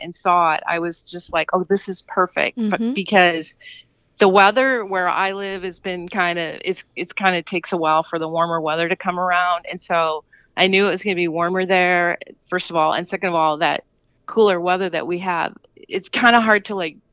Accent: Racine, Wisconsin, United States; I'm from Racine, Wisconsin

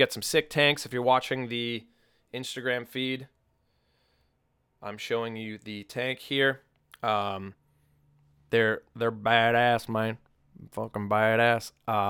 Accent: New England, United States; I mean, I never really was growing up in New England.

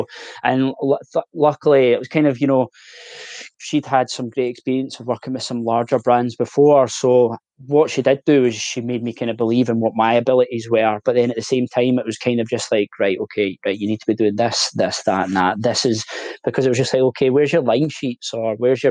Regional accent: Glasgow, Scotland, United Kingdom; I'm originally from Glasgow

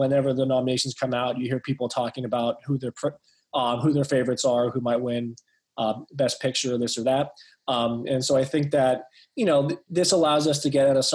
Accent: Pittsburgh, Pennsylvania, United States; I was born and raised in Pittsburgh

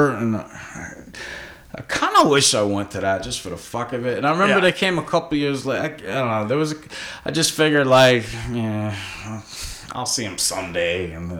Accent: United States; moved away; I grew up on the New York side.

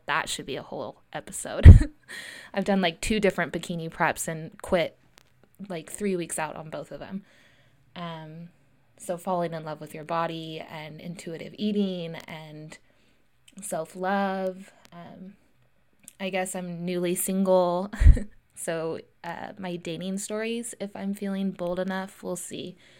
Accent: Lincoln, California, United States; also born or lived in Santa Cruz, California; I grew up in Lincoln, California, uh, and I went to Lincoln High School

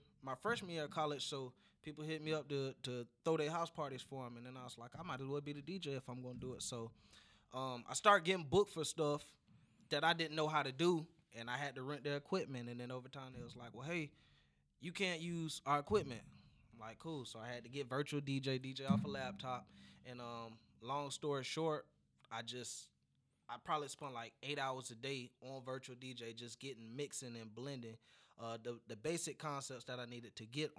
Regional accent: Jacksonville, Florida, United States; also born or lived in Tallahassee; I came home to Jacksonville

